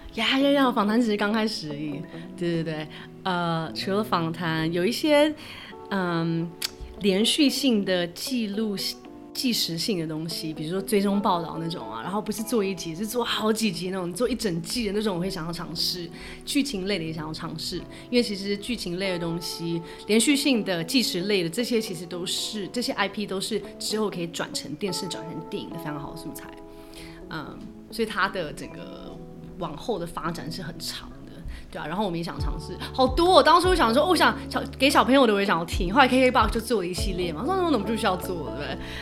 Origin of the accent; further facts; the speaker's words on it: Taiwan; moved away as an adult; also born or lived in United States; 我在台湾长大，然后去美国念书